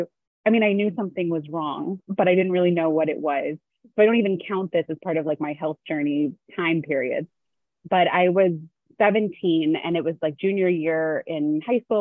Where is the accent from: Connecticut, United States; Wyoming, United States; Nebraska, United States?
Connecticut, United States; West Hartford; also born or lived in Maryland / New England; I grew up in West Hartford, Connecticut